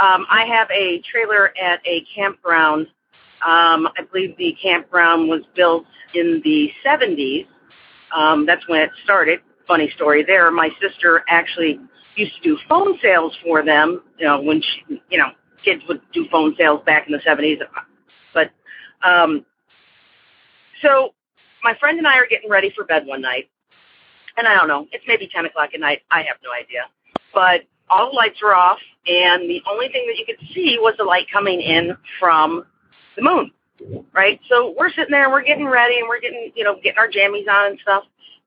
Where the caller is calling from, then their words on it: Aurora, Illinois, United States; I'm calling from Aurora, Illinois.